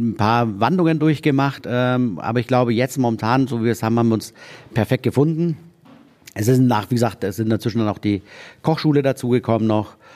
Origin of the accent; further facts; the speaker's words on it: Neumarkt in der Oberpfalz, Bavaria, Germany; Ich bin gebürtiger Oberpfälzer. Kommst du aus Neumarkt? Ich komme aus Neumarkt.